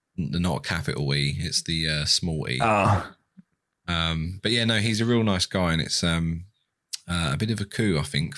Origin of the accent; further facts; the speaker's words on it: Stevenage, East of England, United Kingdom; I'm from Stevenage.